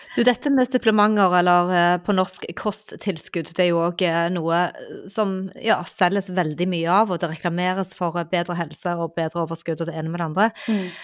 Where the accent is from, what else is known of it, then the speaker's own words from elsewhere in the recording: Stavanger, Rogaland, Norway; jeg er jo fra Stavanger